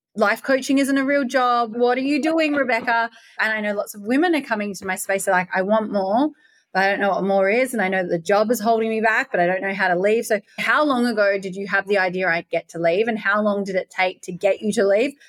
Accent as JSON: {"language": "English", "town": "Perth", "region": "Western Australia", "country": "Australia", "also_born_or_lived": "Bali", "moved": "yes", "said": "I'm from Perth, Western Australia"}